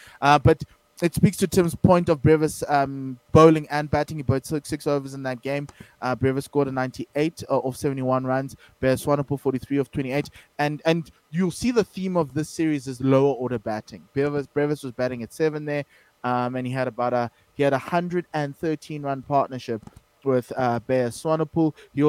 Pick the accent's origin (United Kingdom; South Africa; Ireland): South Africa; as a South African fan, and all the South African fans are there, they're happy with the win.